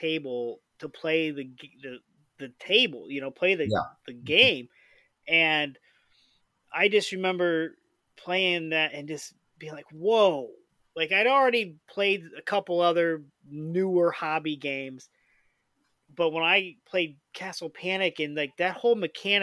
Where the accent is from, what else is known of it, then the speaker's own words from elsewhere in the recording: Indiana, United States; I'm from Indiana